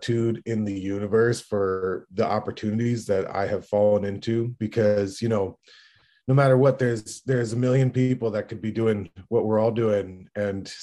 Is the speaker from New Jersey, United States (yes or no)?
no; Hudson Valley, upstate New York, United States; moved away; the Hudson Valley, like my hometown in upstate New York.